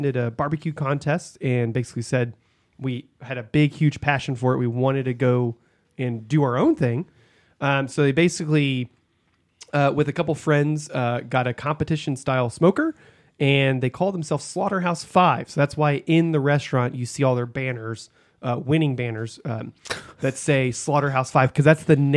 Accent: Texas, United States; I'm from Texas

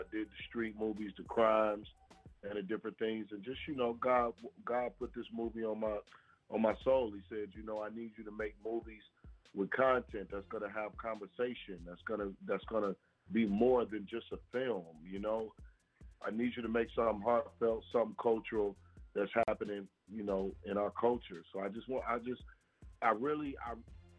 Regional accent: Detroit, Michigan, United States; I'm from Detroit, Michigan

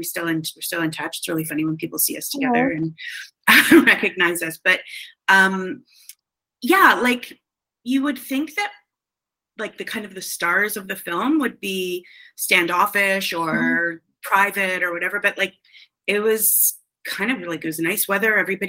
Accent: Canada; I'm from Canada

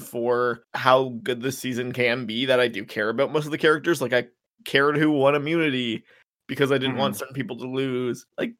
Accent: Canada; I'm surprised more than anything that people still care about baseball as a Canadian.

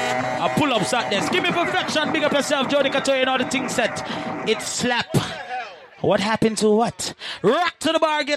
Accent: Jamaica; I'm Jamaican. Boy, if you disrespect me, you know I disrespect you back.

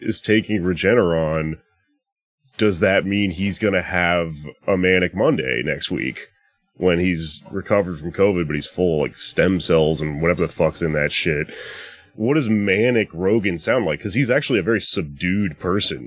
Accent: Texas, United States; Texas right now, my home state

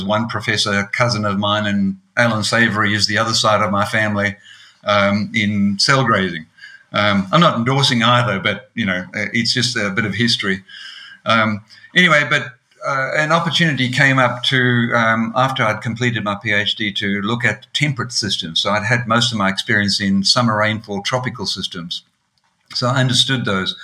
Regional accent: Eswatini; now in Australia; I grew up in Swaziland in Africa, small little country, not South Africa, as most people might think.

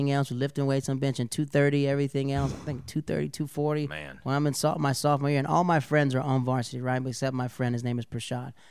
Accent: the South, United States; that's how like growing up in the South, Southern comics, we're always prepared.

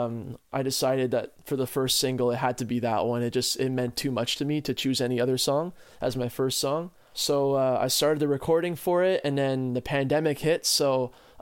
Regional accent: Ottawa, Ontario, Canada; us growing up in Ottawa as like city boys

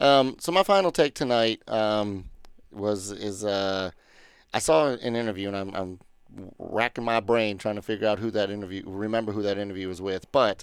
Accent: Detroit, Michigan, United States; moved away; you from Detroit?" And I said, "Yeah."

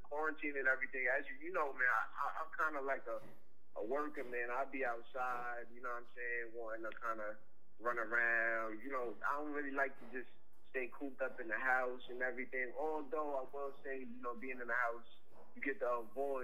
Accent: New York City, New York, United States; I'm from Queens.

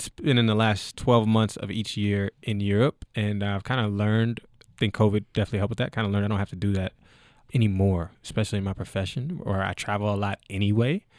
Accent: Frankfort, Kentucky, United States; moved away as an adult; also born or lived in Canada / Germany / Austria; I'm originally from Frankfort, Kentucky

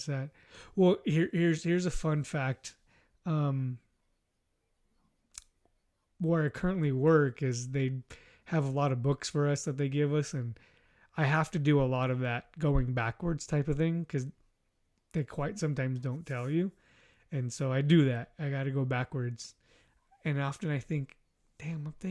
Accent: Inland Empire, California, United States; I grew up in the Inland Empire, too, at the time

